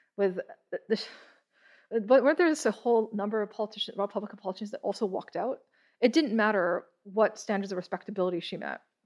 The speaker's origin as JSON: {"language": "English", "town": "Toronto", "region": "Ontario", "country": "Canada", "tie": "born or raised there", "said": "I was born in Toronto."}